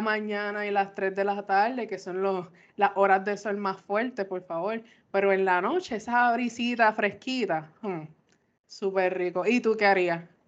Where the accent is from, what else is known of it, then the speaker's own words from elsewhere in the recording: Puerto Rico; como buen puertorriqueño